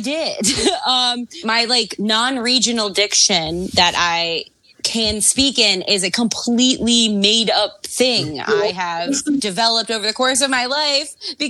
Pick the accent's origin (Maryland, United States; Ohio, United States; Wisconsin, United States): Maryland, United States; Baltimore; accent: Canadian slant and Baltimore mix; also born or lived in Canada; I'm a person who learned to talk in Canada, and then it came to Baltimore